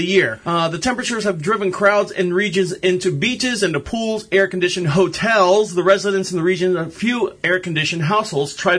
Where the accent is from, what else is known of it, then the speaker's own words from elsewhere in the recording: Florida, United States; now in Marshville, United States; I was born and raised in Florida, and we moved up to this beautiful little town called Marshville, which is just outside of Charlotte, North Carolina